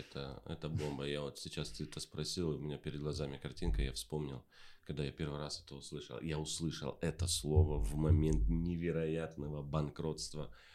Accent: Taraz, Jambyl Region, Kazakhstan; я же сам из Тараза родом

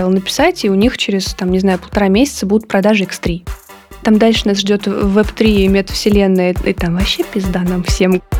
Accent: Korolyov, Moscow Oblast, Russia; я выросла в подмосковном Королеве

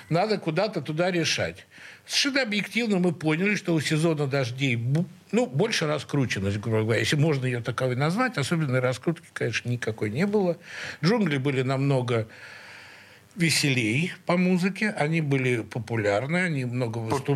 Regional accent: Saint Petersburg, Russia; мы все из Снегиревки

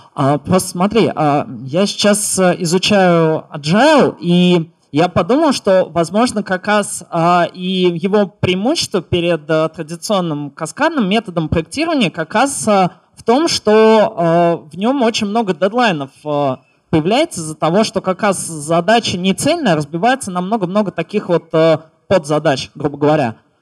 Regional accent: Samara, Samara Oblast, Russia; я вообще из Самары

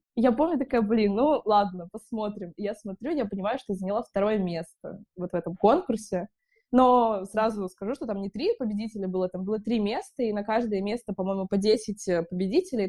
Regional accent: Bishkek, Kyrgyzstan; now in Saint Petersburg, Russia; я из Бишкека

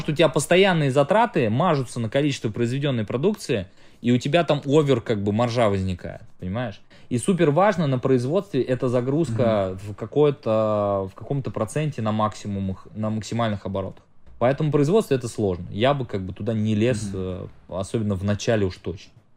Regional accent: Samara, Samara Oblast, Russia; я э, из Самары прилетаю в Таиланд

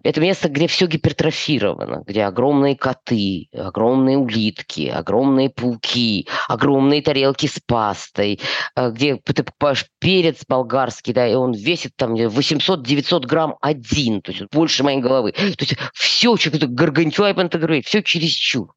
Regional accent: Chisinau, Moldova; born or raised there; moved away as an adult; also born or lived in Yefremov, Tula Oblast, Russia / Moscow, Russia

